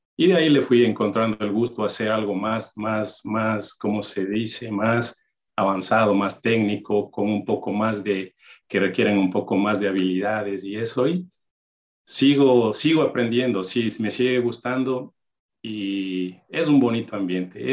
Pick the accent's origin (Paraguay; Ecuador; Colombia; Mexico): Ecuador; Ibarra, Imbabura; moved away as an adult; also born or lived in Maryland; now in United States; nací en Ecuador, una ciudad, Ibarra, mi, mi ciudad natal